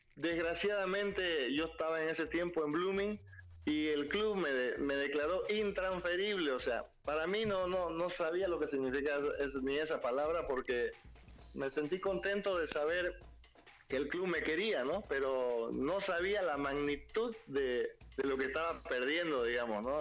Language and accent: Spanish; Bolivia; como boliviano